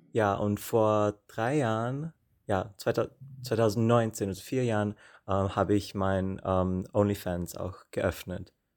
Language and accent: German; Austria; moved away as an adult; now in Prague, Czech Republic; ich bin aus Österreich